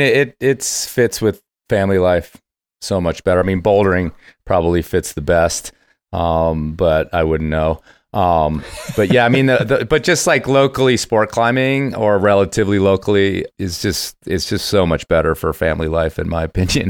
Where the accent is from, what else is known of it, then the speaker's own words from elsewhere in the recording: Cincinnati, Ohio, United States; moved away; part of my youth, I grew up in Cincinnati, Ohio